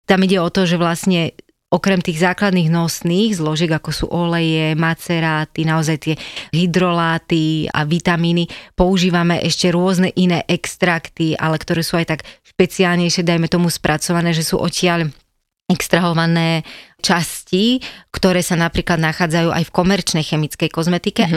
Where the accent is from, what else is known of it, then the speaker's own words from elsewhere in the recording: Slovakia; Ja pochádzam z Hronia, čo je naozaj e, miesto a priestor, kde to všetko krásne rastie